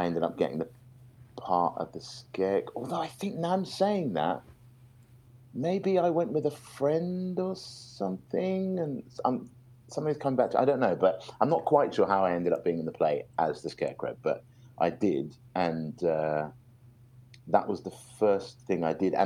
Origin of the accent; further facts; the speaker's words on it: United Kingdom; I grew up just outside London